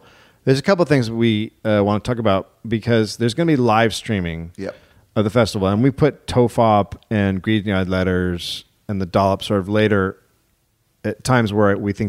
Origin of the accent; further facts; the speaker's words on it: United States; I'm an American